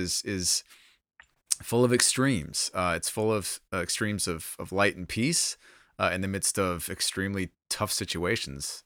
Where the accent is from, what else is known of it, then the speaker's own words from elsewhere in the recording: United States; being an American believer